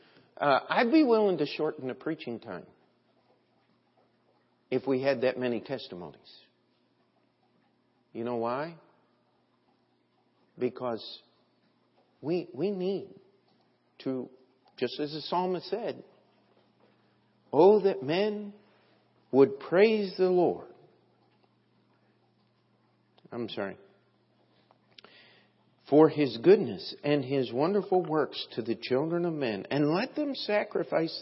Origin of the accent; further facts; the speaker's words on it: United States; as an American